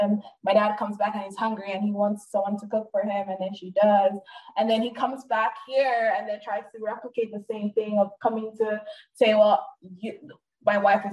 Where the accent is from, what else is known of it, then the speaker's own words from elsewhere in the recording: Nigeria; now in United States; where are you from? And then I say, I'm Nigerian. They're like, well, I don't hear the accent.